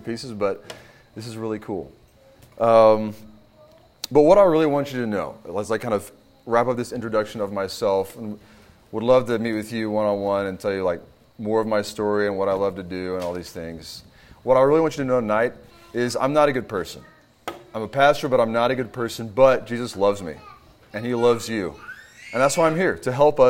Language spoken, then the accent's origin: English; Kentucky, United States; also born or lived in Houston, Texas; now in Virginia, United States; I'm originally from Kentucky.